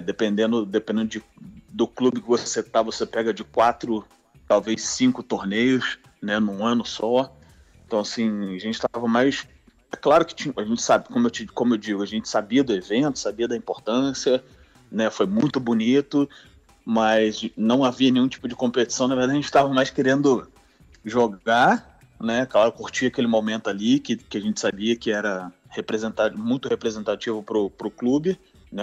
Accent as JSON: {"language": "Portuguese", "region": "Rio de Janeiro", "country": "Brazil", "said": "Eu sou carioca, botafoguense, vim de uma família botafoguense"}